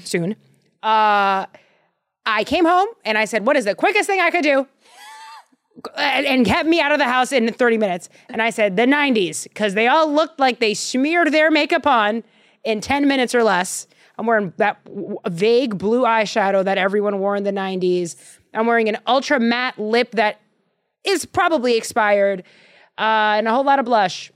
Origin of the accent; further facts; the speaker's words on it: Boston, Massachusetts, United States; I'm from Boston